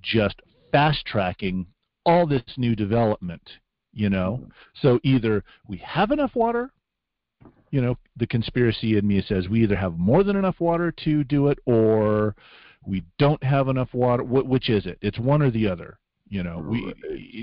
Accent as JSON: {"language": "English", "town": "Las Vegas", "region": "Nevada", "country": "United States", "tie": "born or raised there", "moved": "yes", "said": "when we were growing up in Las Vegas"}